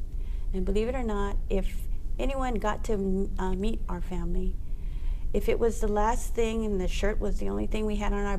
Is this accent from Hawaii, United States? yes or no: yes; Waiʻanae, Hawaii, United States; Growing up Hawaiian is a mix of multicultures.